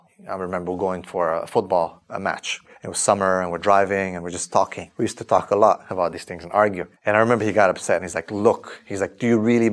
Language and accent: English; Transylvania, Romania; moved away; also born or lived in Canada; So I was born in 1983 in Romania, in a famous area called Transylvania.